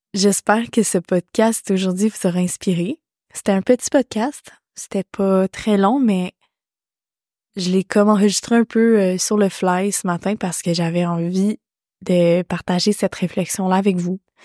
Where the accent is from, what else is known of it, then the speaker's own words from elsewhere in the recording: Quebec, Canada; L'hiver fait partie de ma vie en tant que québécoise